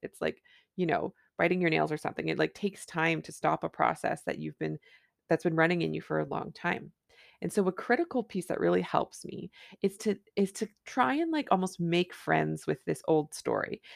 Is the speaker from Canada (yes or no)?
yes; Canada; I'm a Canadian family physician